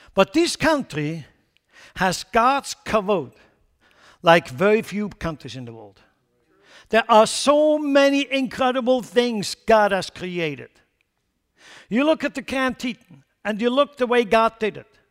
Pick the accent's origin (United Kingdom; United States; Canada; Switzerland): Switzerland; Lucerne; moved away; in Lucerne, my hometown